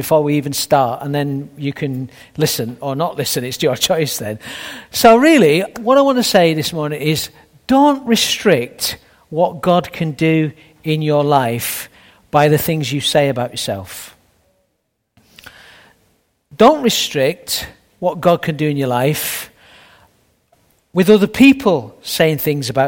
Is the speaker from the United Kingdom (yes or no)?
yes; Sheffield, Yorkshire and the Humber, United Kingdom; I'm a Yorkshire lad myself from Sheffield